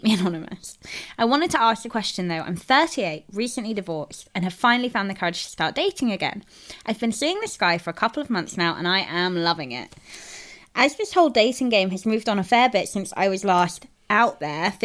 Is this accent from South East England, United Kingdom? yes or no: no; London, United Kingdom; I'm like a Londoner.